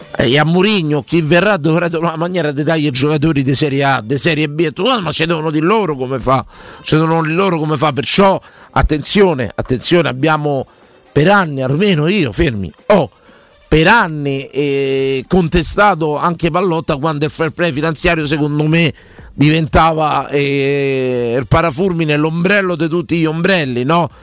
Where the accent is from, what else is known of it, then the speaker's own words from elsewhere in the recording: Rome, Lazio, Italy; sono romano e romanista